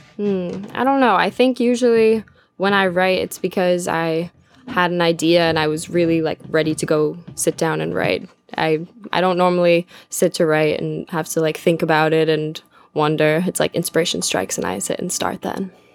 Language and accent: English; Glens Falls, New York, United States; it's my hometown in Glens Falls